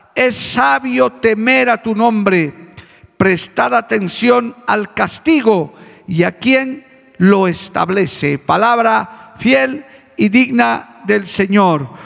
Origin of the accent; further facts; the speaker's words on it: Bolivia; nuestra nación